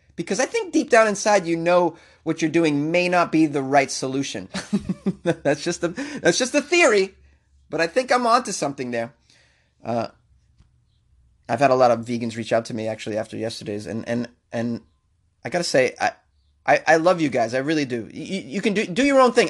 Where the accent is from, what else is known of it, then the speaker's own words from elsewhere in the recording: Boston, Massachusetts, United States; I grew up in Boston